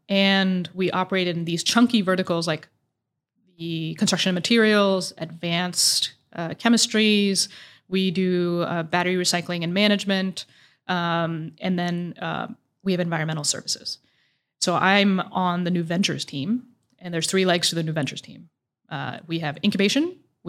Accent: Oman; moved away as an adult; also born or lived in Dubai, UAE; now in Indianapolis, United States; I grew up in Oman and Dubai.

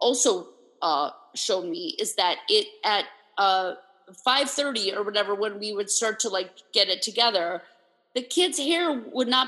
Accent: New York, United States; As a New Yorker

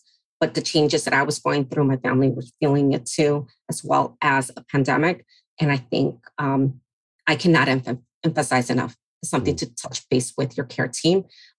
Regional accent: Mexico; moved away; Growing up in the Latino and Hispanic community, you definitely learn how to navigate, especially you're coming from a different country, like my parents, myself from Mexico. And so you arrive and you learn to adjust, speak the language, and just become resilient.

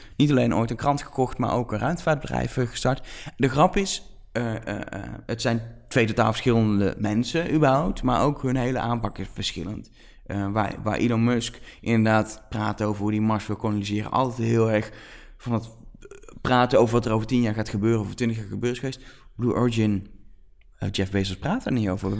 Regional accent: Netherlands; ook als Nederlanders

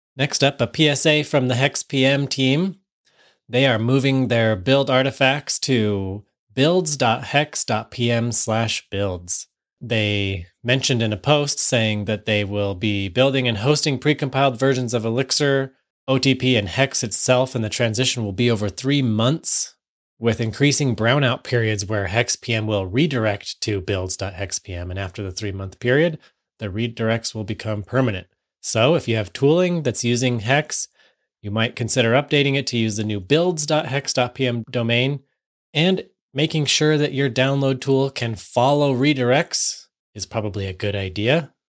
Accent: United States; I'm from the United States

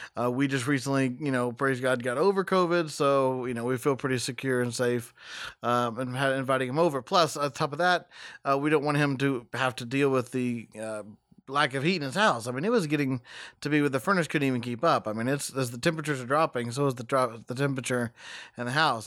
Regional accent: West Texas, United States; I was born in West Texas

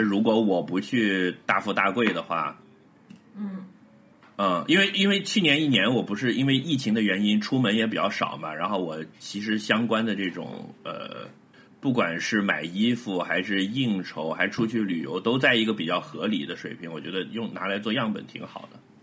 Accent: Hebei, China; moved away; also born or lived in Baoding; 我的老家河北

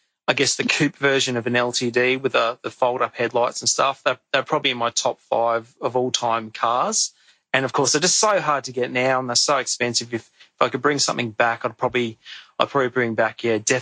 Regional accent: Brisbane, Queensland, Australia; I grew up in the Gap in Brisbane

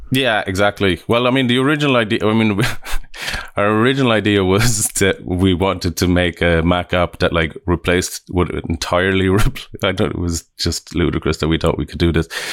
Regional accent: Limerick, Munster, Ireland; also born or lived in Dublin; now in Vancouver, Canada; I'm from Ireland. I was born in Dublin and, uh, yeah, we grew up in, in Limerick on the other side of I, Ireland.

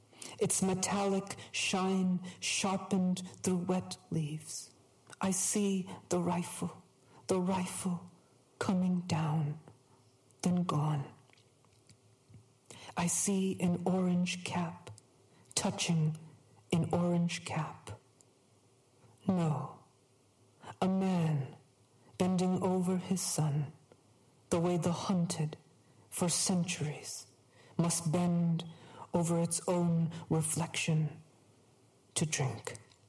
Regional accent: New England, United States; Growing up in New England, I was surrounded by hunting.

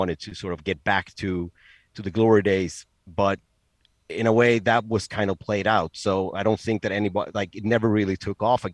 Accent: Stockholm, Stockholm County, Sweden; born and raised here in Stockholm. I live like 15 minutes south of downtown Stockholm, and I've lived in Stockholm my entire life

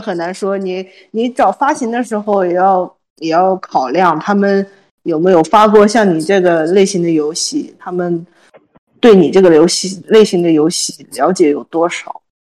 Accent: China; 我们国人

